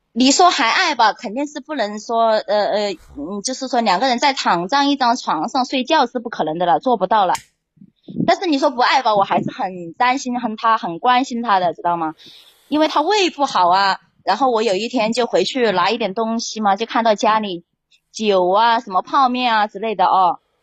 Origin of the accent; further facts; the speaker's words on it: Hunan, China; now in Haining, China; 我是老家是湖南的